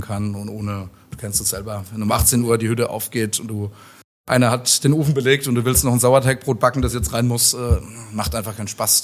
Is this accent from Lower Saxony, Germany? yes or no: no; Mosbach, Baden-Württemberg, Germany; moved away as an adult; also born or lived in Heidelberg / Mannheim; now in Darmstadt, Germany; Eigentlich Baden-Württemberg, von der anderen Seite vom Odenwald